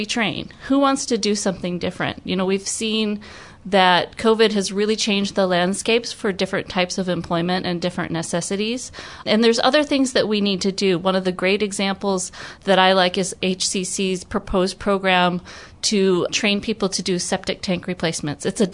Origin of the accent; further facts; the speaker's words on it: Michigan, United States; moved away as an adult; also born or lived in Utah / California; now in Hawaii, United States; I was born and raised in Michigan, went to school there at the University of Michigan